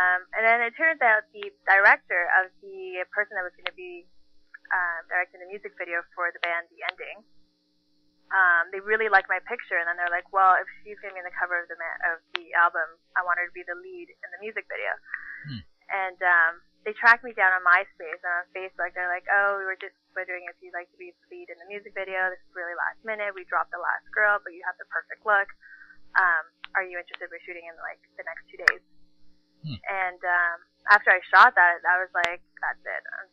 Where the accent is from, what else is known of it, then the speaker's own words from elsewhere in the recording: Toronto, Ontario, Canada; also born or lived in Mexico / United States; I grew up in Toronto